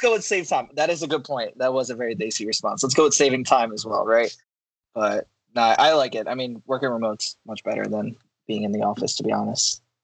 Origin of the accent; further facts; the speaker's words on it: Philadelphia, Pennsylvania, United States; I'm from Philadelphia, uh, just outside of Philadelphia. Born and raised in Pennsylvania.